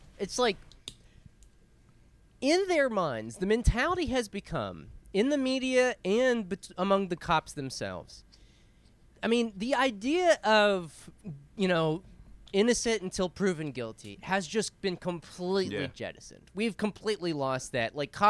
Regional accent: Grimes, United States; Shout out to Grimes, baby. I'm from Grimes, born and raised, baby.

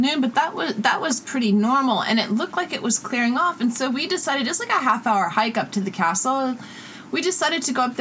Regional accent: Chicago, Illinois, United States; also born or lived in Pyrenees; now in Los Angeles, United States; I grew up in Chicago where thunderstorms are really apocalyptic, and then lived in Europe up in the Pyrenees for many years

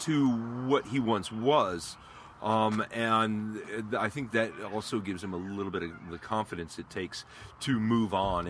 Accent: United States; I'm American

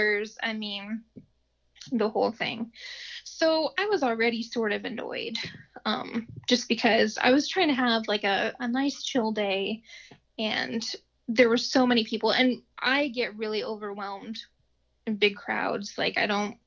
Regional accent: Findlay, Ohio, United States; moved away as an adult; now in Dayton, United States; We ended up moving down to the Dayton area because we're originally from Findlay

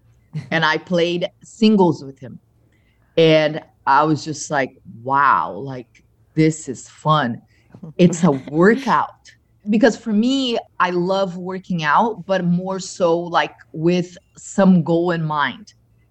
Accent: Brazil; moved away as an adult; also born or lived in Michigan; now in Naples, United States; being Brazilian

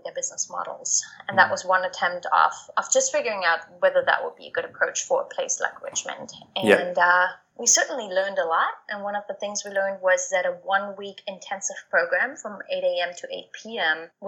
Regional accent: East Germany, Germany; moved away as an adult; also born or lived in Thailand; I was born and raised in East Germany, and after high school, after having lived in such a small village on the East German countryside

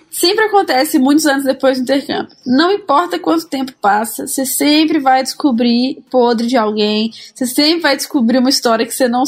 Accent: Minas Gerais, Brazil; Eu, como uma boa mineira, levei pão de queijo, então não sofri com isso.

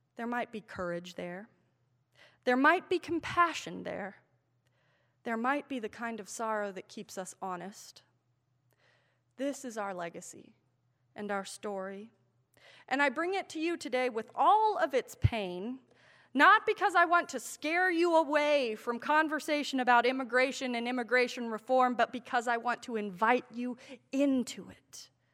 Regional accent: Manassas, Virginia, United States; born or raised there

